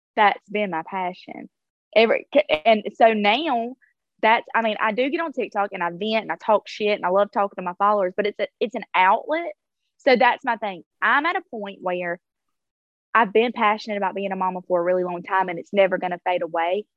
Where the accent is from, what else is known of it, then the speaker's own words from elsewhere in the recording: South Alabama, United States; growing up in South Alabama, I was allowed to stay the night with people